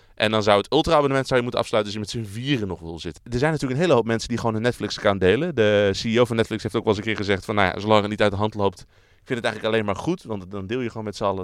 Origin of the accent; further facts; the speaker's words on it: Netherlands; we zijn Nederlanders